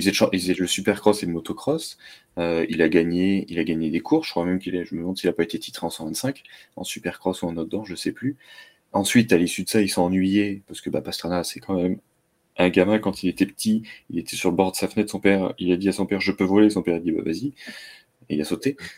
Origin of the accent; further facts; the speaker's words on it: the North, Hauts-de-France, France; Après, je suis allé dans le Nord, bah, j'avais Rallye d'Ypres juste à côté parce que j'étais à, quelques kilomètres de la frontière